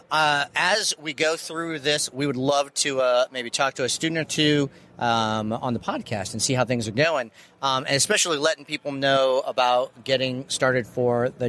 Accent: Simpsonville, South Carolina, United States; I'm from Simpsonville, South Carolina.

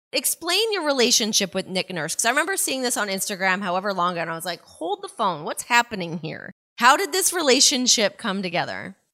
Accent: Canada; growing up in Canada

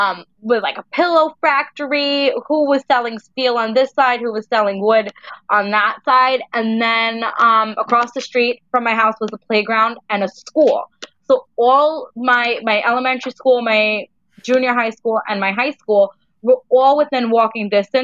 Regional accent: New York City, New York, United States; now in Queens, New York, United States; Brooklyn in a little town that's not so little anymore because now it's really on the map where it never was. I grew up in Greenpoint, Brooklyn.

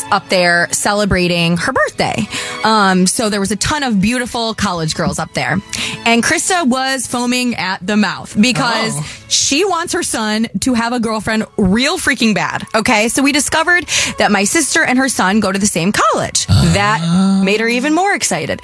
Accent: Michigan, United States; I grew up in Michigan

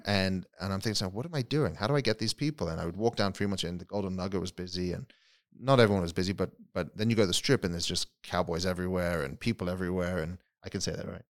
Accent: London, United Kingdom; moved away as an adult; also born or lived in South Africa; now in Las Vegas, United States; so I was born in South Africa, uh, grew up in England, in London

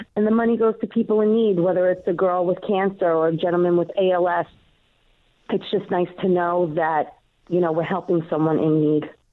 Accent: New York City, New York, United States; accent: Queens; my accent, my Queen's accent

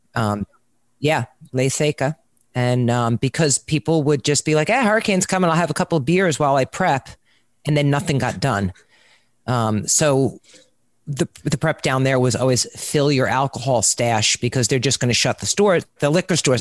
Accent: New York, United States; now in Jupiter Farms, United States; I'm from New York

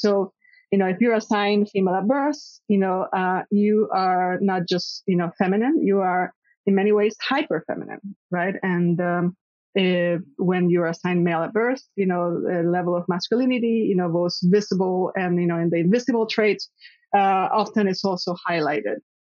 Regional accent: Puerto Rico; I was uh, born and raised in Puerto Rico

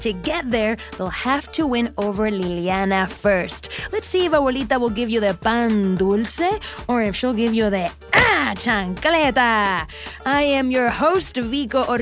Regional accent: Puerto Rico; Joelle is Puerto Rican, just like me

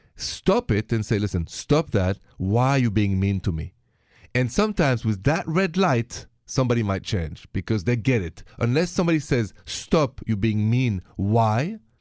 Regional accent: France; accent: French; My accent is French

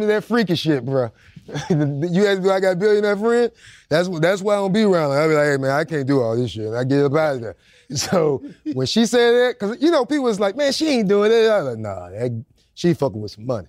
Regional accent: Jacksonville, Florida, United States; I was straight out the worst part of Jacksonville

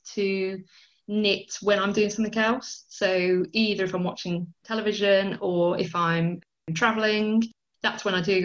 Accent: Birmingham, West Midlands, United Kingdom; I was born in Birmingham. I've lived in Birmingham my whole life

